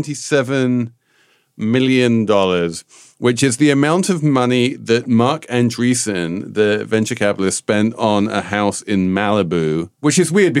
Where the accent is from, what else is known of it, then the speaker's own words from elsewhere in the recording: England, United Kingdom; because I'm English